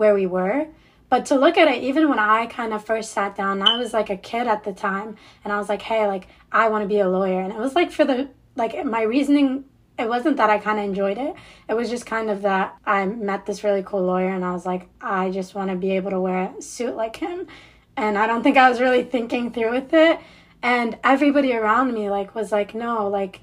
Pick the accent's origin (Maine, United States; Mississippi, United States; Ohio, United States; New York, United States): Ohio, United States; Cincinnati; moved away as an adult; also born or lived in Nouakchott, Mauritania / Waukesha; now in Michigan, United States; I moved to the States when I was around like 6 or 7 years old. I went to school here, grew up here, and or not in Michigan, but I grew up in Cincinnati, Ohio